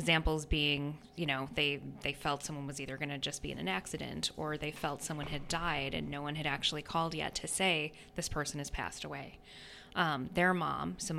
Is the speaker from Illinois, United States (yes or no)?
no; New York, United States; moved away as an adult; also born or lived in North Carolina; I'm originally from New York State